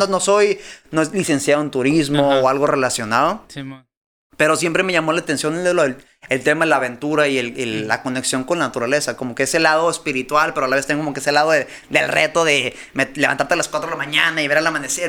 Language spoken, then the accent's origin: Spanish; Tijuana, Baja California, Mexico; soy de Tijuana